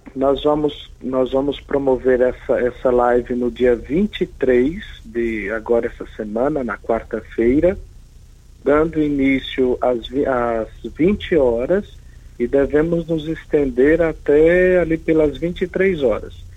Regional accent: Northeast Region, Brazil; now in Rio Verde, Brazil; como nordestinos que somos

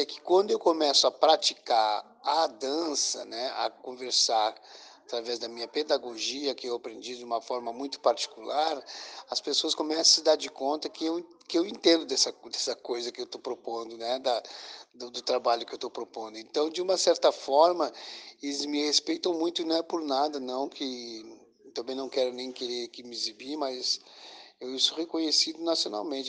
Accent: Pelotas, Rio Grande do Sul, Brazil; eu sou de Pelotas, que eu sou do Estado Grande do Sul.

